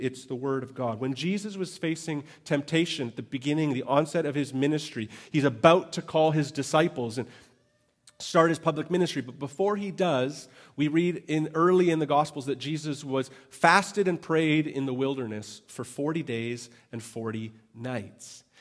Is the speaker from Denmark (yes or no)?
no; Canada; I'm Canadian